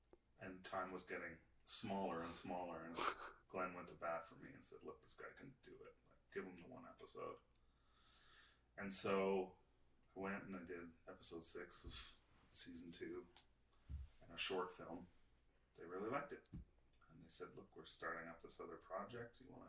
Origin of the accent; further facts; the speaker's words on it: Canada; I'm the Canadian DP